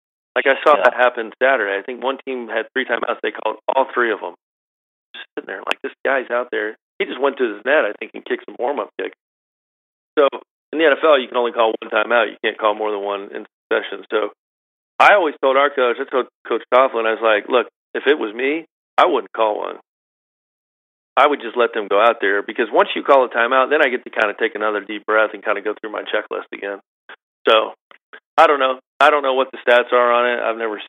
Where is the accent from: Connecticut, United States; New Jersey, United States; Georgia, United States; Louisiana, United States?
Georgia, United States; Augusta; Growing up in Augusta is like almost like being born in Scotland, like half the golf, right?